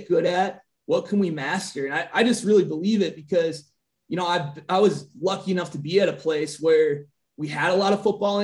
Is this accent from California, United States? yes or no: no; Green Bay, Wisconsin, United States; moved away; also born or lived in Minnesota; I'm originally from, you know, the state of Wisconsin. I'm from Green Bay